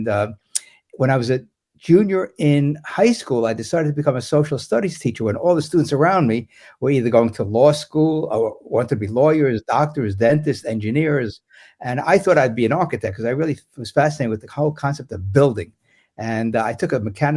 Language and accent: English; New York City, New York, United States; I grew up in New York City, went to the New York City public schools